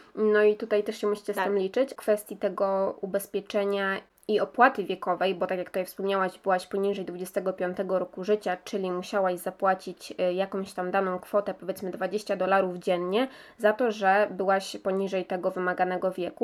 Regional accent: Poland; jesteśmy tutaj z Polski

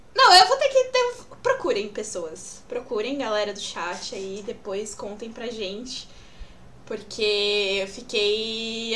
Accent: São Paulo, Brazil; Eu sou de São Paulo.

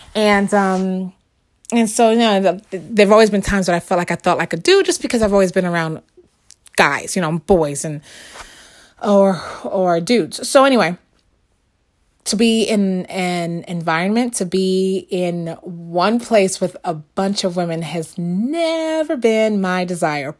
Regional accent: New York, United States; I grew up in the very, very Lower East Side.

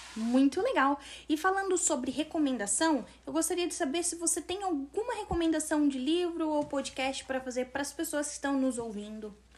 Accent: Brazil; sou brasileira

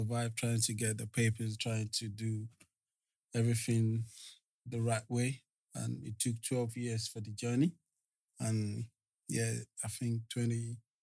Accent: Lagos, Nigeria; moved away as an adult; now in London, United Kingdom; I grew up in Lagos, Nigeria. Came to the UK in 1998.

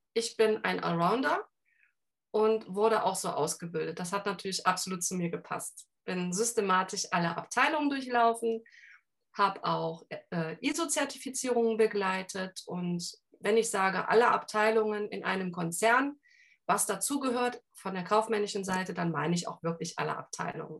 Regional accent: Cologne, North Rhine-Westphalia, Germany; accent: Rhineland; ich bin gebürtige Kölnerin, also Rheinländer Schnauze

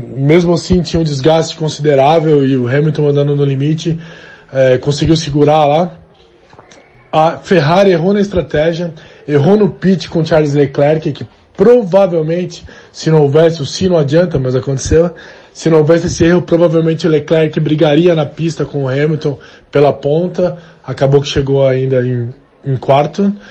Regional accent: Brazil

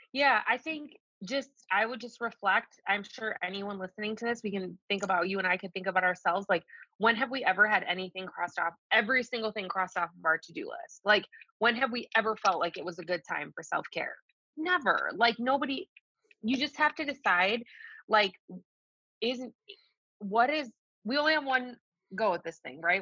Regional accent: Detroit, Michigan, United States; also born or lived in Colorado; I'm from the Detroit metro area

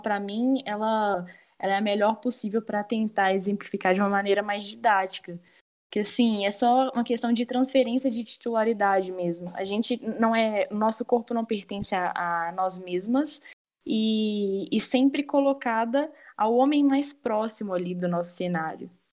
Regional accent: Brazil; enquanto brasileira

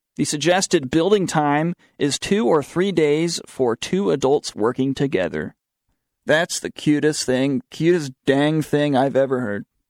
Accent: the South, United States; accent: southern; My southern accent came out there.

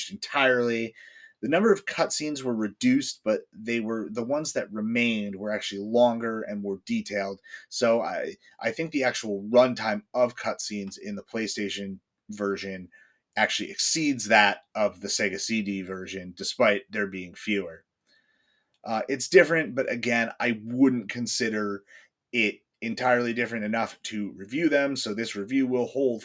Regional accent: northwest New Jersey, United States; I grew up in the middle of the woods on, you know, the rolling hills out in the northwest part of the state

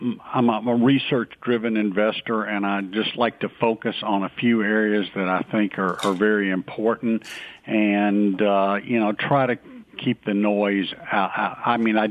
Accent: Nashville, Tennessee, United States; I was from Nashville, Tennessee

